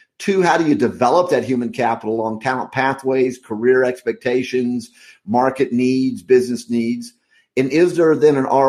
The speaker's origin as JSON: {"language": "English", "region": "Midwest USA", "country": "United States", "tie": "born or raised there", "said": "I grew up in the Midwest USA on a farm."}